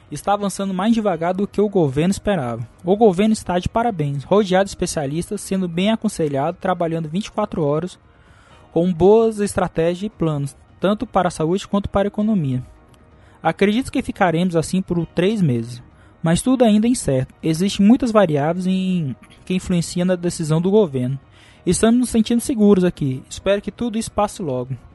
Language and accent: Portuguese; Taguatinga, Federal District, Brazil; Cara, eu sou de Brasília, Guatinga, da cidade satélite de Itaguatinga.